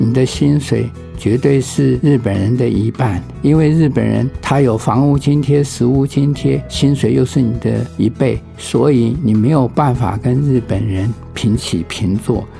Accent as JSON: {"language": "Chinese", "country": "Taiwan", "said": "我们台湾人"}